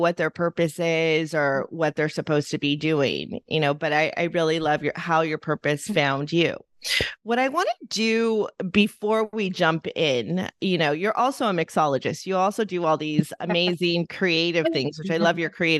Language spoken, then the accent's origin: English; Los Angeles, California, United States; I grew up in Eagle Rock, which was predominantly a very Filipino town